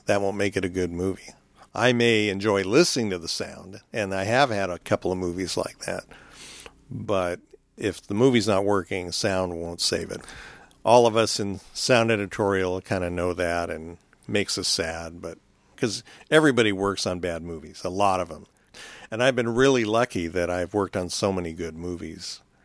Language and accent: English; California, United States; growing up in California